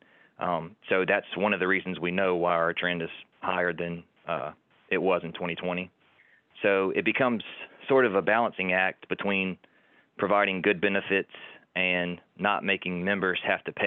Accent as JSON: {"language": "English", "town": "Montgomery", "region": "Alabama", "country": "United States", "tie": "born or raised there", "also_born_or_lived": "Fort Walton Beach, Florida", "said": "I was born and raised in Montgomery, Alabama"}